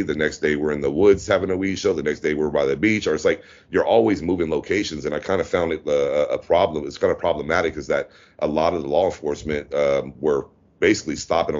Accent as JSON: {"language": "English", "region": "Louisiana", "country": "United States", "also_born_or_lived": "Sacramento, California", "moved": "yes", "lives_now": "Pattaya, Thailand", "said": "being from Louisiana, I was born in Louisiana"}